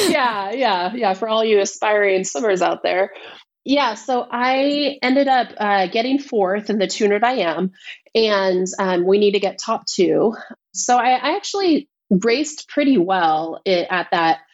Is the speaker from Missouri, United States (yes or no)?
no; Vallejo, California, United States; also born or lived in Benicia, California; I grew up in Vallejo, California, which is Northern California